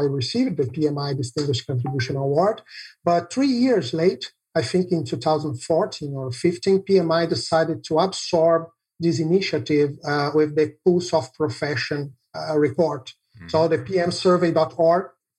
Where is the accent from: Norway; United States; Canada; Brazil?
Brazil; English is a second language; I'm from Brazil